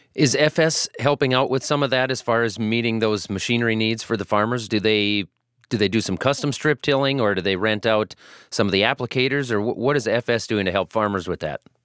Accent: Iowa, United States; I'm from Iowa.

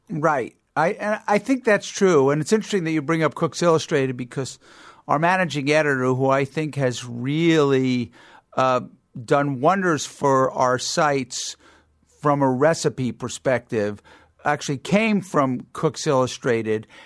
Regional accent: Long Island, New York, United States; I grew up on Long Island

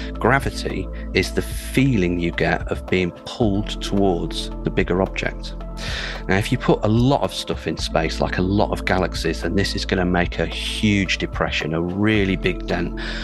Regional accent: United Kingdom; an astrophysicist from the UK

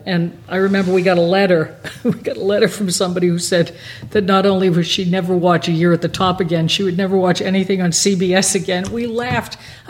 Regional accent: Massachusetts, United States; also born or lived in Boston; now in California, United States; I'm from Massachusetts.

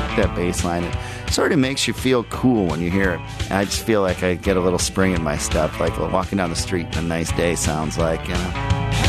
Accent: Minneapolis, Minnesota, United States; I grew up in Minneapolis

